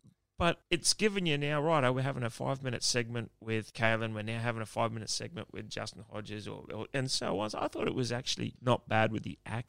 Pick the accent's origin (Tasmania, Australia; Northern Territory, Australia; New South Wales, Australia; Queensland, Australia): Queensland, Australia; being a Queenslander